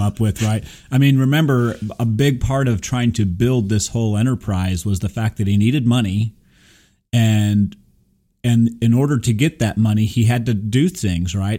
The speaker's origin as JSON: {"language": "English", "town": "Burbank", "region": "California", "country": "United States", "tie": "born or raised there", "said": "I was born in Burbank"}